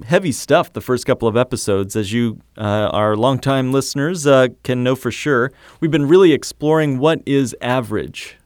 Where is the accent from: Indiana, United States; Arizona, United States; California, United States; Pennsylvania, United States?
Indiana, United States; I grew up in Indiana